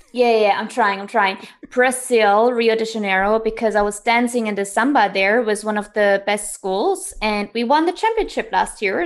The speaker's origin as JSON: {"language": "English", "region": "East Germany", "country": "Germany", "tie": "born or raised there", "moved": "yes", "said": "growing up in Germany, I come from East Germany, so I was born behind the wall."}